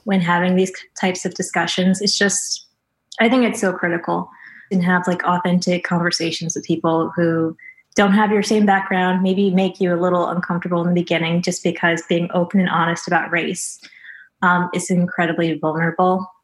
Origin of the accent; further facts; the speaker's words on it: Missouri, United States; I'm from Missouri, so I know a lot of people growing up who were very much microaggressive